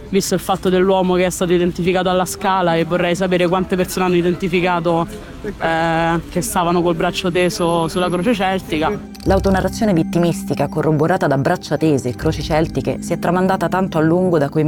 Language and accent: Italian; Rome, Lazio, Italy; Io sono di Torpignattara, ma insomma cresciuta gruppo di amici è tutto all'Appio Latino